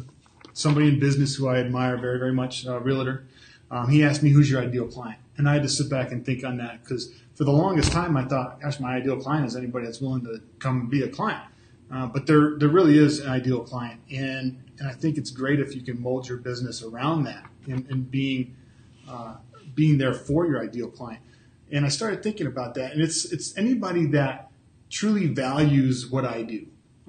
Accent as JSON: {"language": "English", "town": "Jamestown", "region": "New York", "country": "United States", "said": "I'm originally from Jamestown."}